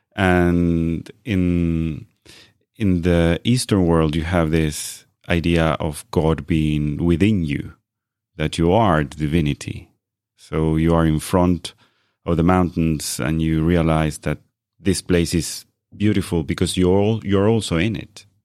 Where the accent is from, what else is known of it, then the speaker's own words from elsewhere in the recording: Argentina; now in Norway; I was born in Argentina.